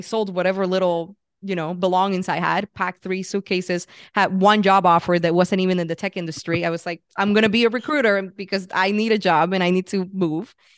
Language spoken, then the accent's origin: English; Puerto Rico; moved away as an adult; also born or lived in San Francisco; I grew up in Puerto Rico, and at twenty-five, I was like, "I need to get out of here."